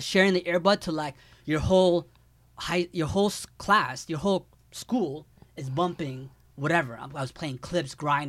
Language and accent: English; London, Ontario, Canada; now in Toronto, Canada; I'm from London, Ontario. So when I grew up in London, there wasn't good hip-hop music playing on the radio.